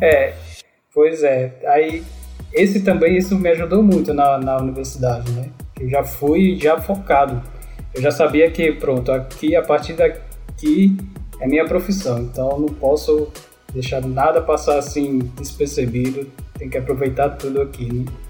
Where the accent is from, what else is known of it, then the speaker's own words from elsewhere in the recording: Natal, Rio Grande do Norte, Brazil; moved away; also born or lived in São Paulo; nasci em São Paulo, mas praticamente fui criado em Natal, Rio Grande do Norte né? Me considero nordestino